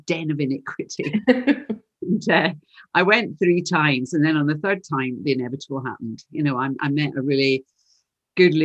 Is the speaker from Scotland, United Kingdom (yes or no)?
yes; Glasgow, Scotland, United Kingdom; You can probably tell from my accent. You can tell I'm from Glasgow, but you can't take Glasgow out of the girl.